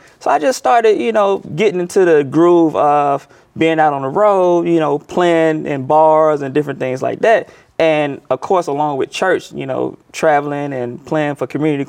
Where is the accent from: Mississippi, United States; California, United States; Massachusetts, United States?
Mississippi, United States; Clarksdale; Well, I actually grew up in a small town called Clarksdale, Mississippi. I was born there and raised there.